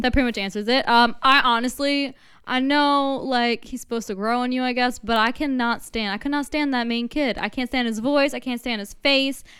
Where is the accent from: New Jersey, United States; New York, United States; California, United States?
New Jersey, United States; we're from New Jersey